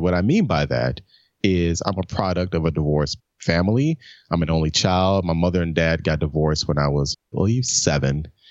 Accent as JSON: {"language": "English", "town": "Memphis", "region": "Tennessee", "country": "United States", "tie": "born or raised there", "also_born_or_lived": "New York", "moved": "as an adult", "said": "born and raised in Memphis, man, back in nineteen seventy-one."}